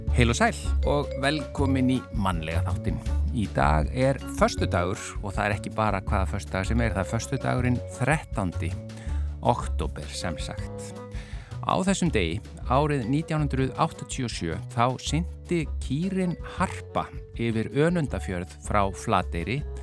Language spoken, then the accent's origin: Icelandic; Reykjavík, Capital Region, Iceland; Því ég kem úr Vestubænum og, og bjó lengi út á Granda